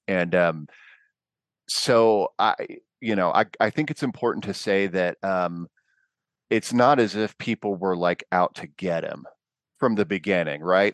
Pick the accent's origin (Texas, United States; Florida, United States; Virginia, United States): Texas, United States; Fort Worth; my parents are Canadian, but I grew up in Fort Worth